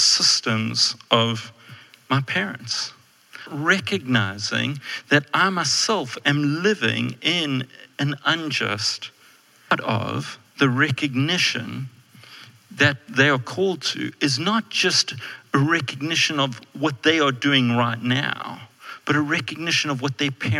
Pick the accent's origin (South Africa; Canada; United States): South Africa; I'm a white male, which means I'm very privileged in South Africa.